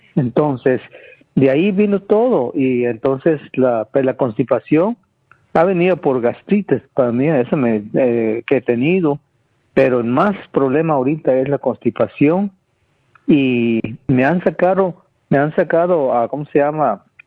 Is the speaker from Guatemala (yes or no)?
yes; Guatemala; moved away; Yo, yo nací en Guatemala, donde, en campo, que no existía nada